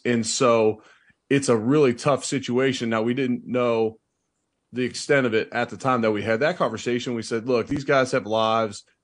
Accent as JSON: {"language": "English", "town": "Cincinnati", "region": "Ohio", "country": "United States", "tie": "born or raised there", "moved": "as an adult", "lives_now": "Buffalo, United States", "said": "I grew up in Cincinnati"}